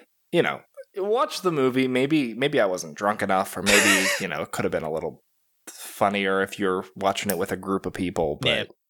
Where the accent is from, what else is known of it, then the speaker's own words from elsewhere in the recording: Ireland; I'm Irish. It's fine.